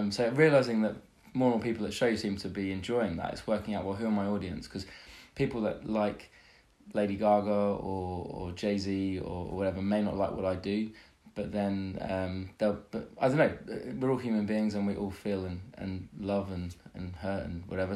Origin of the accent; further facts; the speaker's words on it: London, United Kingdom; I'm from London, UK, and I'm in the USA for the first time playing some shows as a musician